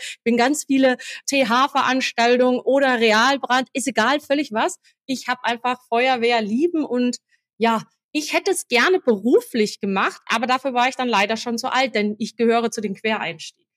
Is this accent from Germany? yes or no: yes; near Marburg, Central Hesse, Germany; moved away as an adult; now in Essen, Germany; ich komme ursprünglich eigentlich aus dem schönen Hessen, Mittelhessen, also bei Marburg